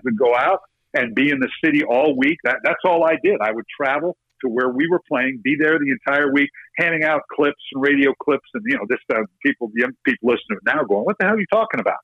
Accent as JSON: {"language": "English", "town": "Redlands", "region": "California", "country": "United States", "tie": "born or raised there", "said": "growing up in Redlands"}